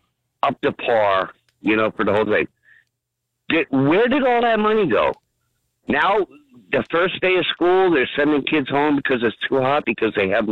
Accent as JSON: {"language": "English", "town": "Old Bridge", "region": "New Jersey", "country": "United States", "tie": "born or raised there", "said": "I grew up in Old Bridge, so I went to elementary school in Old Bridge, and I graduated from Madison Central High School."}